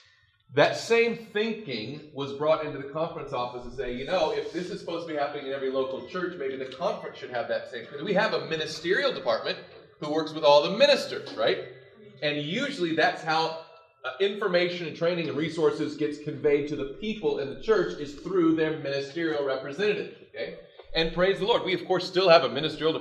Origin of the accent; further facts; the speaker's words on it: Tennessee, United States; I grew up in Tennessee